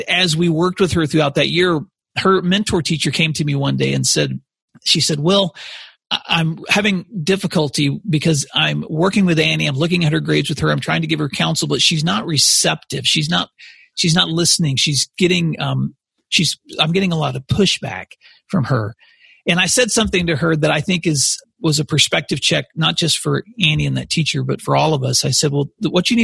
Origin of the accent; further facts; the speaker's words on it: Paris, Tennessee, United States; moved away as an adult; also born or lived in Tulsa, Oklahoma; now in Oklahoma, United States; I grew up in West Tennessee. My mom and dad still live there today in a small town called Paris, which is between Memphis and Nashville.